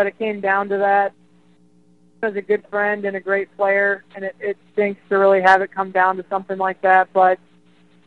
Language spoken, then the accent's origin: English; United States; As an American golfer growing up